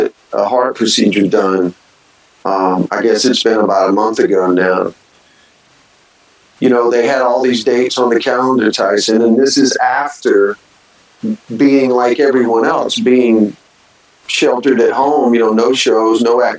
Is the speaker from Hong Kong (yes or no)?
no; the South, United States; growing up in the South in the 70s like me